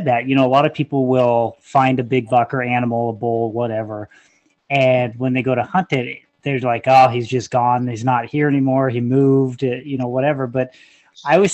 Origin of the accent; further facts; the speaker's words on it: Oregon, United States; I'm from Oregon, and in Oregon, everything is traditional with a muzzleloader.